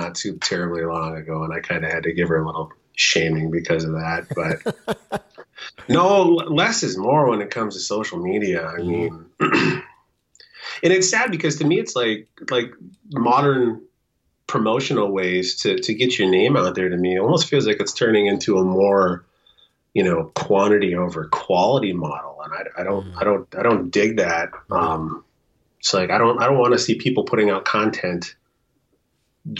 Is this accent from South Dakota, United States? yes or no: yes; South Dakota, United States; now in Moorhead, United States; my hometown down in South Dakota